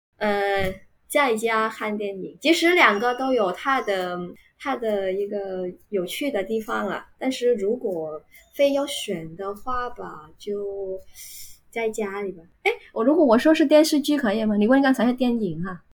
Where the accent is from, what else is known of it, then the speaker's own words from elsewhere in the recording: Ho Chi Minh City, Vietnam; Chinese is a second language; 我来自越南胡志明市，啊，现在我是一所大学的中文老师